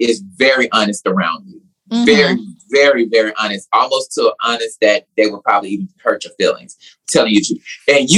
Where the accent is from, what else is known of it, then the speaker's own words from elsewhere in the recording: Nashville, Tennessee, United States; moved away as an adult; also born or lived in South Carolina; now in Atlanta, United States; I'm from Tennessee